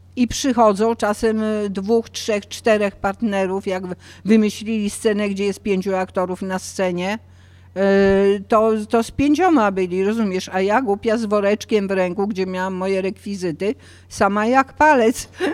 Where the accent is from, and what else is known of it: Poland; moved away as an adult; also born or lived in Paris, France